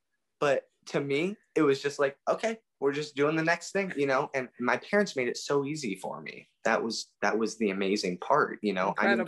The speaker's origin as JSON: {"language": "English", "region": "Pennsylvania", "country": "United States", "tie": "born there", "said": "So it was actually quite a hassle because I was born in Pennsylvania."}